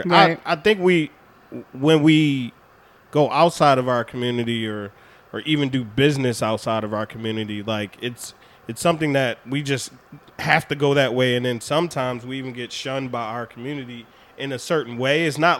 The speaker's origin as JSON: {"language": "English", "town": "Baltimore", "region": "Maryland", "country": "United States", "tie": "born there", "said": "I mean, but I was born in Baltimore, but I'm a military kid. Like, I've seen so many cultures."}